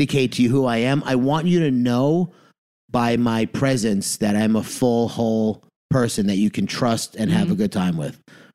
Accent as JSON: {"language": "English", "region": "New York", "country": "United States", "said": "I'm from New York."}